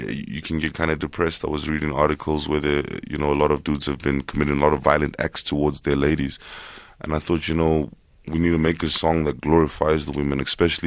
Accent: Zimbabwe; now in South Africa; I was born in Zimbabwe

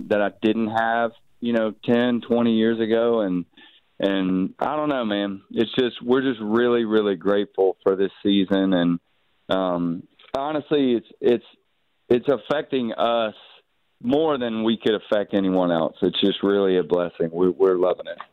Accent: Mobile, Alabama, United States; growing up where I grew up in Mobile

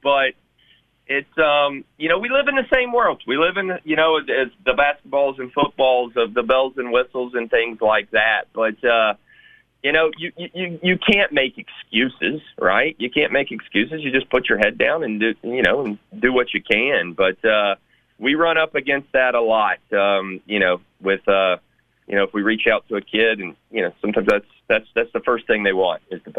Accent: Memphis, Tennessee, United States; I'm very blessed to be able to doing this in my hometown.

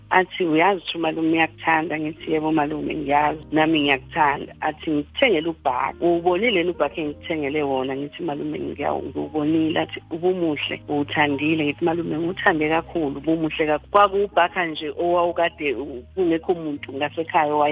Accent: KwaWoza, Maphumulo, KwaZulu-Natal, South Africa; ngizalelwa endaweni yakaWoza la kudabuka khona ubaba wami khona kamaphumulo kodwa ke wangithola kumama umama esafunda isikole sahlala kubo

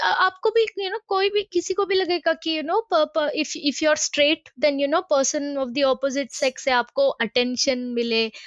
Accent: Mumbai, Maharashtra, India; moved away as an adult; now in St Andrews, United Kingdom; मैं मुंबई मुंबई से हूँ

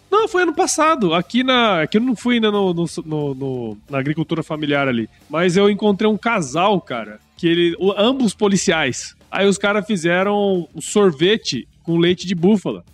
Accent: Cuiabá, Mato Grosso, Brazil; eu sou cuiabano

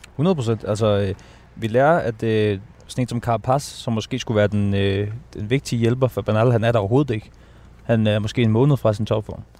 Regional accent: Denmark; vi danskere jo mere nordens araber

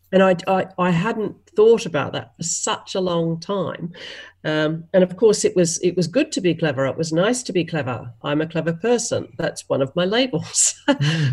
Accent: Australia

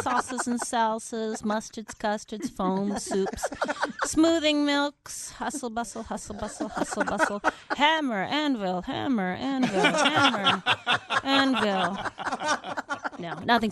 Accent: Minnesota, United States; now in Los Angeles, United States; I'm from Minnesota

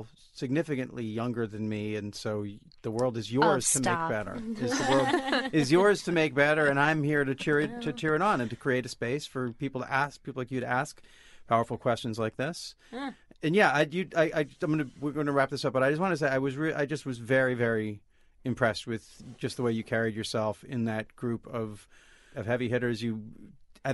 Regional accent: Olympia, Washington, United States; I grew up in Olympia, in this feminist town, feminist family.

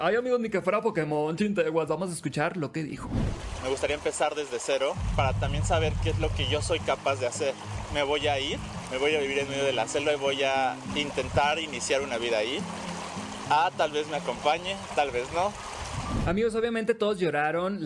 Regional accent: Los Mochis, Sinaloa, Mexico; soy de Los Mochis, Sinaloa, soy locutor y TikToker

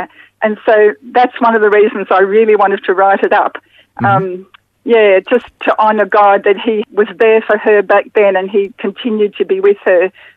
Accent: Brisbane, Queensland, Australia; I grew up in Brisbane in the 50s and 60s

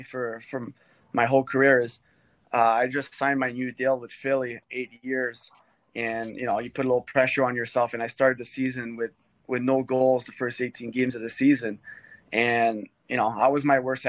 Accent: Hearst, Ontario, Canada; moved away; also born or lived in Philadelphia / Florida / Ottawa; I grew up in Hearst and there's a lot of snow there

